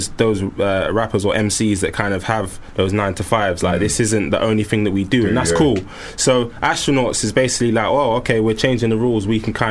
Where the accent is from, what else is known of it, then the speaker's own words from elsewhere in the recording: London, United Kingdom; I'm from London.